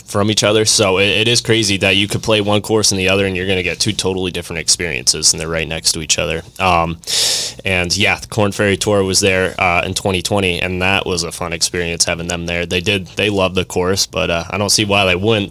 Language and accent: English; Vermont, United States; moved away; born and raised in Vermont, up north